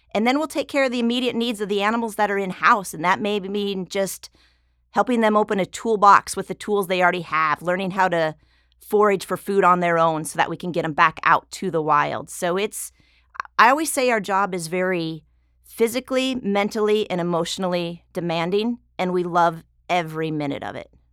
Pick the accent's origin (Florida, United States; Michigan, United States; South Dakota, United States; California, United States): South Dakota, United States; now in San Diego, United States; I'm actually originally from South Dakota